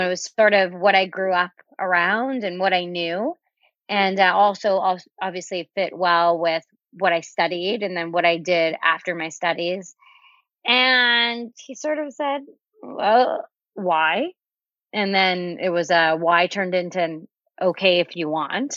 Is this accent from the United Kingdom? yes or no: no; Canada; also born or lived in Miami, United States / Winnipeg, Canada; I was on a work visa in the States, being that I'm Canadian